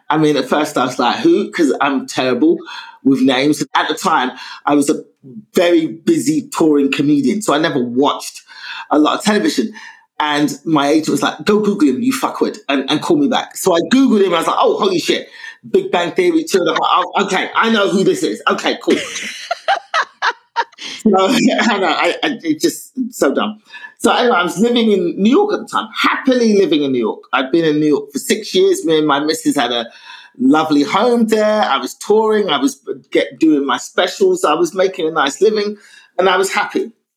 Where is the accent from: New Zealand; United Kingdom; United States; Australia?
United Kingdom; London; I was brought up in London